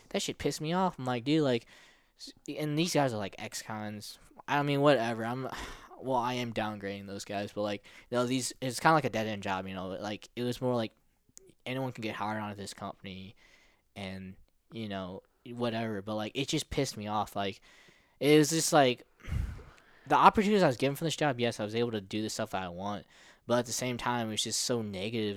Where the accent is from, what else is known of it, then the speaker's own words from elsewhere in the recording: O'Fallon, Missouri, United States; also born or lived in Philippines; I grew up in Missouri and, in America